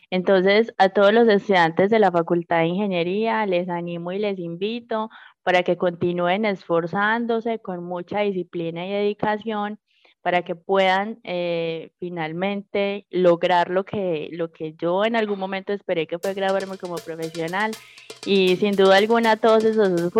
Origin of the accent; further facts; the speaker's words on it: Magdalena Medio, Colombia; para todos como colombianos, para nosotros como habitantes del Magdalena Medio y en general para todas las personas